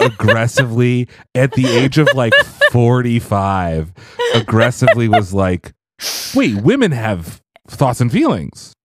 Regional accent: Canada; I'm Canadian

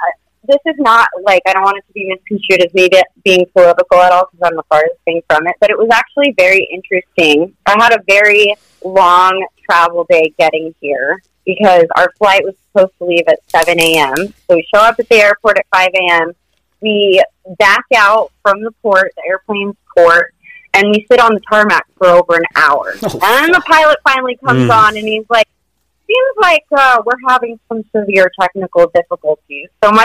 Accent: Utah, United States; We're from Utah, and so now I'm Utah around here for people.

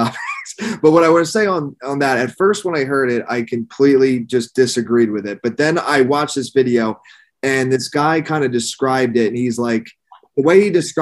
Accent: an hour north of Philadelphia, Pennsylvania, United States; now in Miami, United States; I live in Miami now, but I grew up in Pennsylvania, like an hour north of Philadelphia

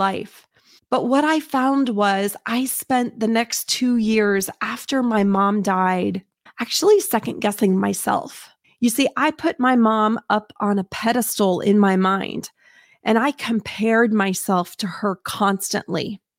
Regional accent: Indiana, United States; I will tell you, I grew up in Southern Indiana and lived on a street that I was able to walk to elementary school.

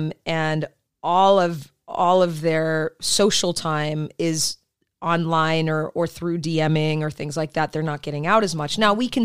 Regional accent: Michigan, United States; I grew up in Michigan

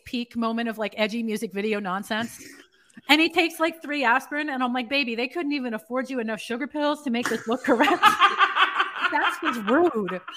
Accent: New York City, New York, United States; I'm from New York City

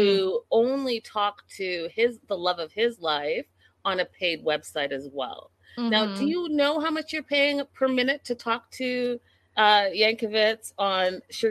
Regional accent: Canada; And then, you know, I'm Canadian, so I'm very familiar with Flair

